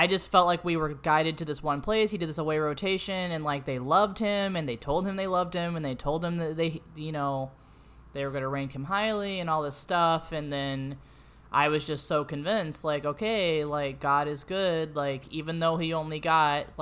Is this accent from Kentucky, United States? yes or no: no; St. Louis, Missouri, United States; moved away as an adult; now in Danville, United States; I'm from St. Louis